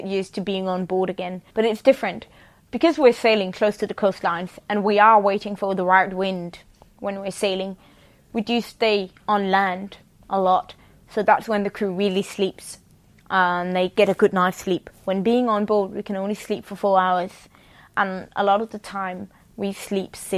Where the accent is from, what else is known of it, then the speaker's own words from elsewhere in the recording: Copenhagen, Capital Region of Denmark, Denmark; I'm crewman on the Sea Stallion, and I'm from Copenhagen, Denmark